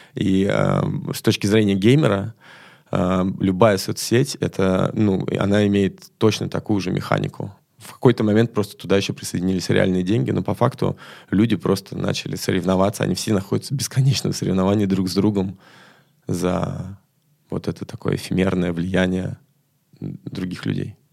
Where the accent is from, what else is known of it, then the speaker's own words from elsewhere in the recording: Moscow, Russia; я из Москвы